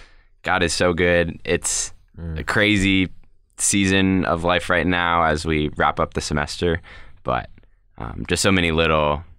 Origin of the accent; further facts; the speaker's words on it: Colorado Springs, Colorado, United States; I am born and raised in Colorado Springs, Colorado